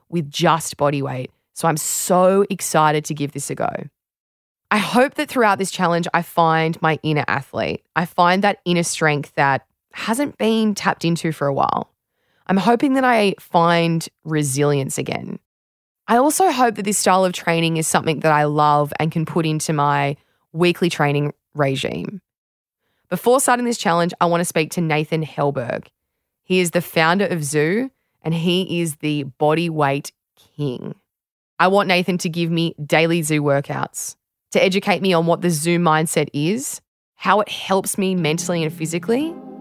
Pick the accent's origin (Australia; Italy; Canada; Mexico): Australia